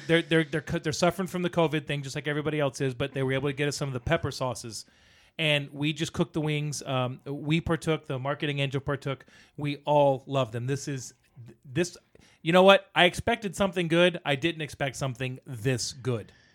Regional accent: the South, United States; growing up in the South

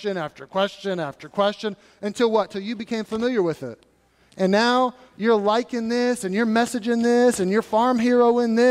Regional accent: United States; I'm American.

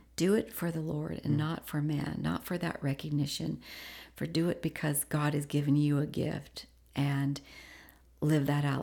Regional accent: Washington, United States; moved away; also born or lived in Indiana; I moved from Indiana to Washington

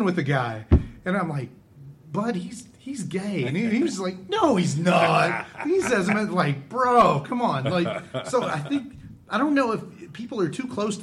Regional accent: Lee County, Virginia, United States

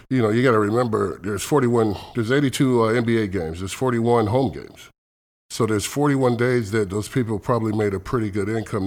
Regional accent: Elkhart, Indiana, United States; moved away as an adult; also born or lived in Kentucky / Athens, Texas; now in Seattle, United States; I grew up outside Chicago in Indiana, Elkhart, Indiana, which is about forty-five minutes to an hour outside of Chicago

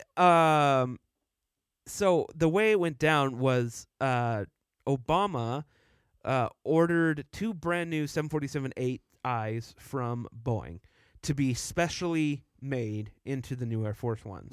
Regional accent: Dallas, Texas, United States; moved away as an adult; now in Utah, United States; I grew up in Texas. I lived there for twenty years

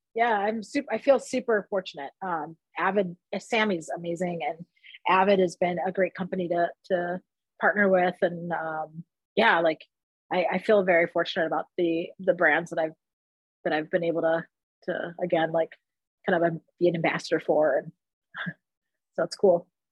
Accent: Detroit, Michigan, United States; I grew up in Southwest Detroit.

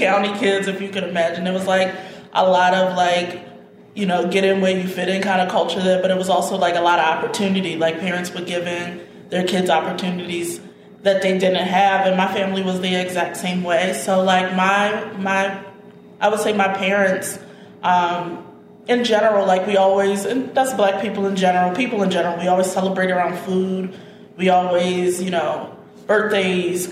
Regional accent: Woodlawn, Maryland, United States; also born or lived in Baltimore; was born here in Baltimore. I was mostly raised in Woodlawn.

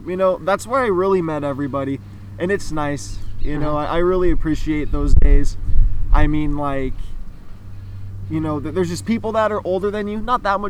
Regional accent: San Clemente, California, United States; I'm from San Clemente, California. I'm 22 years old. Born and raised here? Yeah, born and raised.

